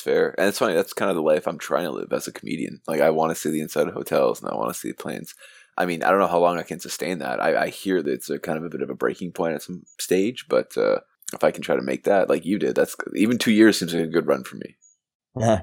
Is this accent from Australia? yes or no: no; Mississauga, Ontario, Canada; I'm from Mississauga, Ontario